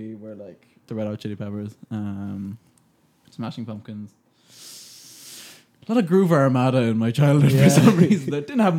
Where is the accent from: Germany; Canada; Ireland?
Ireland; Waterford, Munster; now in Dublin, Ireland; we're both from Waterford.